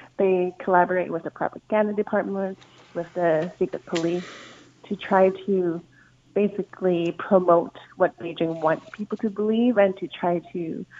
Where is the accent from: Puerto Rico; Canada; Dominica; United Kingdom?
Canada; So I'm Chinese Canadian. I have no connection to China legally. I have no such thing as a passport or anything